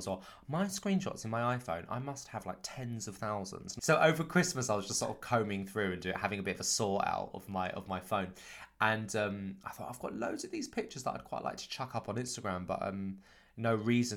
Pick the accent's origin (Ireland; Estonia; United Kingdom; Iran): United Kingdom; Canterbury, South East England; I grew up in Canterbury in Kent, a couple of hours outside of London